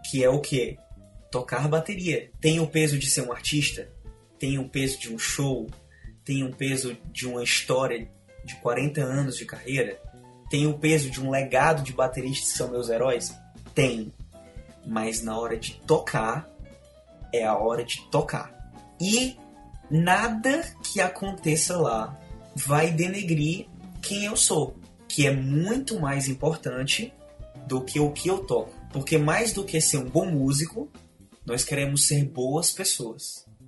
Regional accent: Ceará, Brazil; also born or lived in Belém, Pará; eu nasci em Belém do Pará. Eu digo que sou cearense porque eu vim para cá com dois anos de idade, então eu fui criado no Ceará

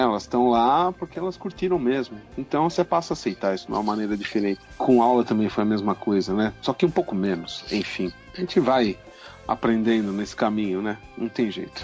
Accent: São Bernardo do Campo, São Paulo, Brazil; São Bernardo do Campo, que é a minha cidade natal

